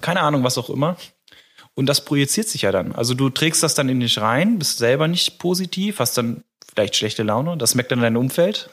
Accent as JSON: {"language": "German", "town": "Giesel", "country": "Germany", "said": "Ich komme ja aus Giesel."}